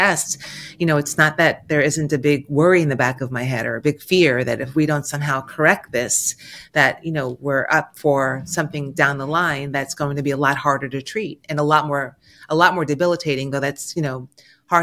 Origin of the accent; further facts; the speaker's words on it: New York, United States; I'm a New Yorker